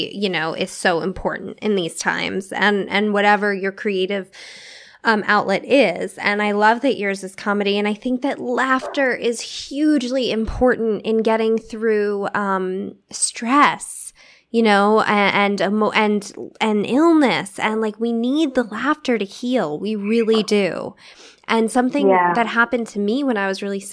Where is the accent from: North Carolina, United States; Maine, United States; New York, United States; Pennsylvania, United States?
New York, United States; New York City; moved away; I'm from New York City